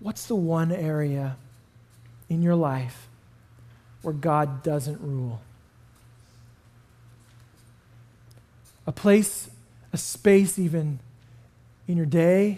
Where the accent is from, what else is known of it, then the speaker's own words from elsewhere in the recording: Canada; moved away; I grew up in Canada